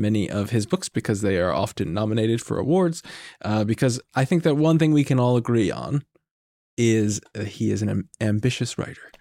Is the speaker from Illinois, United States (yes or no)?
no; New York, United States; I'm from New York